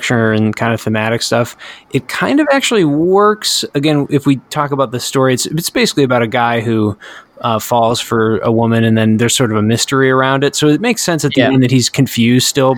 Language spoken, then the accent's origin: English; United States; I'm an American